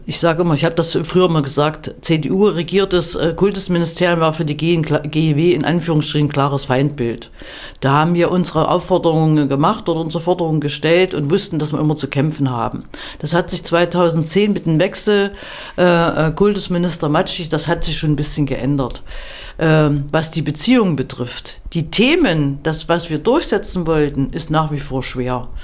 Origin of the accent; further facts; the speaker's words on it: Erfurt, Thuringia, Germany; Ich komme ja aus Erfurt